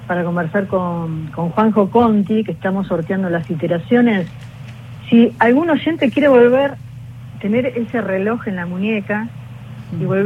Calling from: Buenos Aires, Argentina; de Villapuerredón.

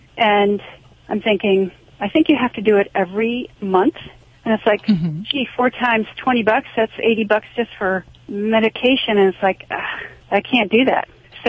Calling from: Driftwood, Texas, United States; I'm actually calling from Driftwood, Texas.

